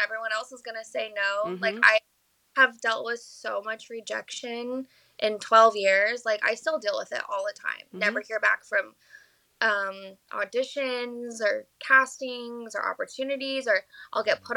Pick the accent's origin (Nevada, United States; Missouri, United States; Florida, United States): Nevada, United States; Las Vegas; I'm from Las Vegas, and I have a Las Vegas agency